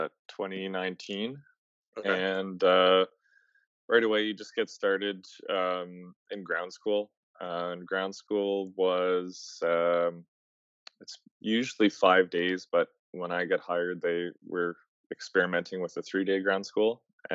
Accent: Atlantic Canada, Canada; I'm not from Winnipeg. I don't live there. I'm from the East Coast, so I was commuted into work

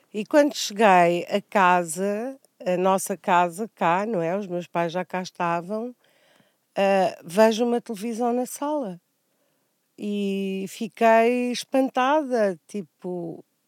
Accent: Angoche, Nampula, Mozambique; Nasci em António Enes, um, era, era uma cidade muito pequena, uh, cresci, cresci a brincar uh, na terra

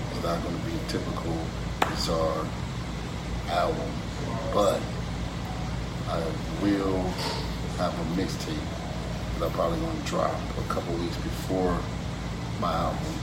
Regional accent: Detroit, Michigan, United States; also born or lived in Dallas, Texas; back and forth between Detroit and Dallas, but born and raised in Detroit, spent some time in Dallas, back and forth through high school.

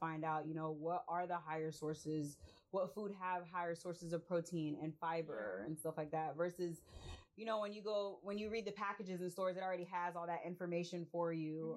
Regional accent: Immokalee, Florida, United States; also born or lived in Tampa, Florida; now in Valdosta, United States; I am also from South Florida. We're from an itty bitty town called Immokalee.

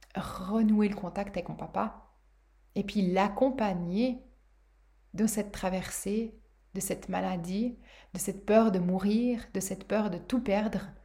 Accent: Switzerland; Chez nous en Suisse

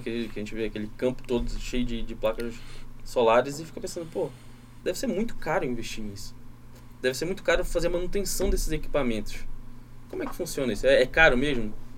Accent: Pará, Brazil; moved away; Eu que sou do Pará, sinto isso demais, que lá na minha região chove o ano inteiro

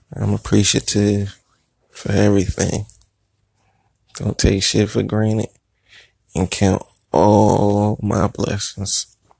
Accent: Philadelphia, Pennsylvania, United States; I'm from Philly

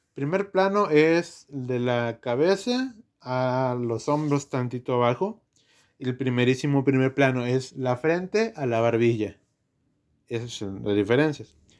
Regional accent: Mexico; somos mexicanos

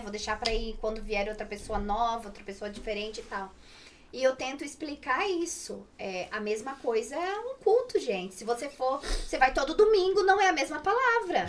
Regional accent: Brusque, Santa Catarina, Brazil; also born or lived in Itapema; now in Madrid, Spain; eu nasci em Brusque, morava em Itapema.

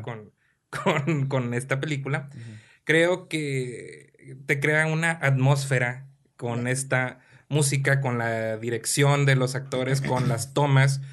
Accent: Mexico; porque soy mexicano

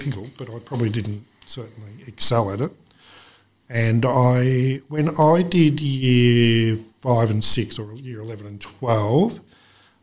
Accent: Whitfield, Victoria, Australia; I'm local, true local. So, yes, I was born and raised in Whitfield.

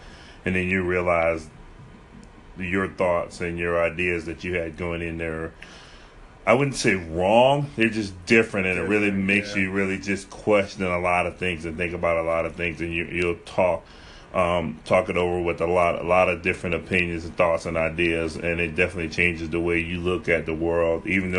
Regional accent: Holly Hill, South Carolina, United States; moved away; Holly Hill for me

